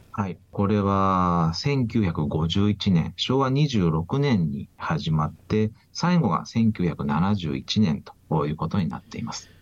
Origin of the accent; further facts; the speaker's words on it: Yokohama, Kanagawa, Japan; moved away as an adult; now in Okinawa, Japan; 出身は横浜なんですけれども縁が沖縄に来まして